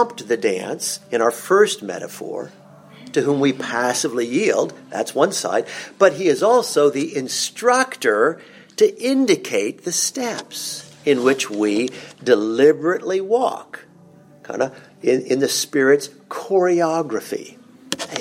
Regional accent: Vienna, Austria; moved away; growing up in Vienna

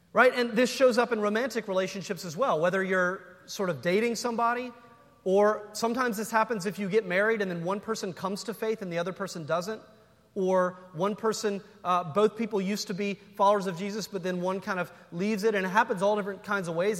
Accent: North Carolina, United States; I'm from North Carolina

